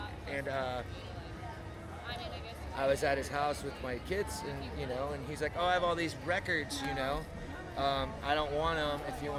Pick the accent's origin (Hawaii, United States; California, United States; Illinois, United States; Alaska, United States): Illinois, United States; Peoria; born there; also born or lived in Gainesville / Denver / Chicago; I mean, I was born in Peoria, but I've spent some of the most formative years of my life in Gainesville and in Denver and in Chicago.